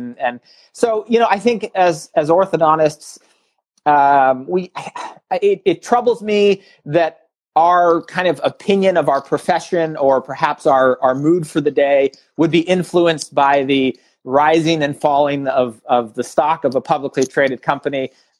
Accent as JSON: {"language": "English", "country": "Canada", "tie": "born there", "also_born_or_lived": "Australia / Germany / North Carolina / Los Angeles", "moved": "yes", "said": "My background, you know, I was born in Canada. I've lived in Australia and Germany, North Carolina, Los Angeles, St. Louis."}